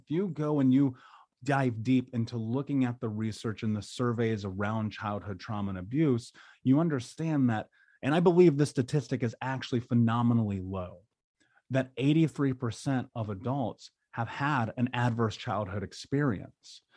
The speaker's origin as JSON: {"language": "English", "country": "United States", "tie": "born or raised there", "said": "growing up in America"}